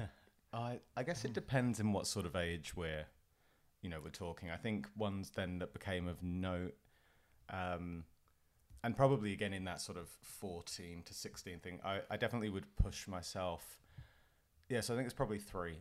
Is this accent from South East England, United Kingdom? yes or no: yes; Portsmouth, South East England, United Kingdom; also born or lived in Spain / Fareham; I grew up on the south coast of England in p, a place called Portsmouth